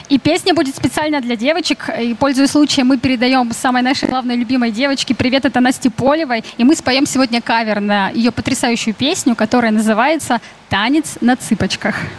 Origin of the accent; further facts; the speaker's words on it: Urals, Russia; moved away; я сама с Урала